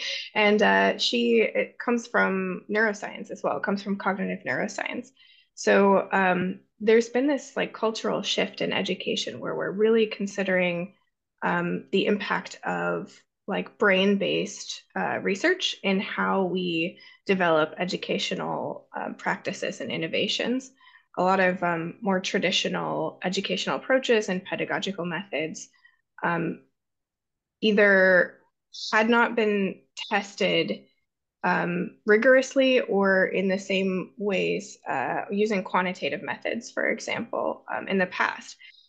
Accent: Ohio, United States; now in Helsinki, Finland; I'm originally from Ohio, actually, and then I have had my higher education in the US and also in London, and I've worked in England as well, and in Finland.

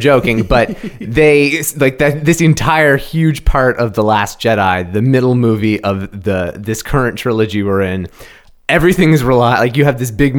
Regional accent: Canada; we're Canadian?

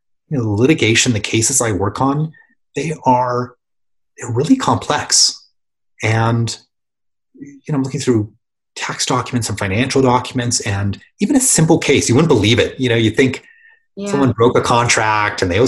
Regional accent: San Diego, California, United States; I grew up in San Diego.

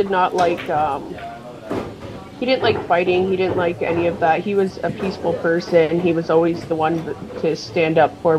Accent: Fort Erie, Ontario, Canada; We grew up in Fort Erie.

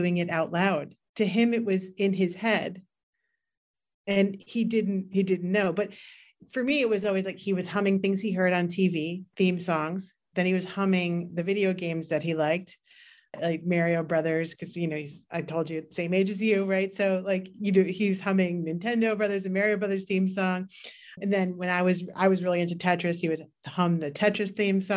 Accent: New York City, New York, United States; And I grew up in New York City. And I also grew up in very, very compressed environments in Queens

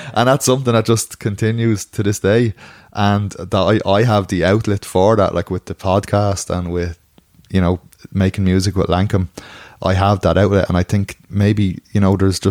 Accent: Ireland; I would have been like very conscious of being Irish from a very early age

